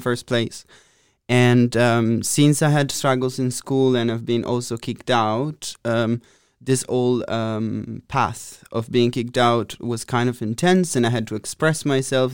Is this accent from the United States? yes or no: no; Italy; moved away as an adult; now in Amsterdam, Netherlands; I'm from Italy, close to Venice, in uh, between Pordenone and Treviso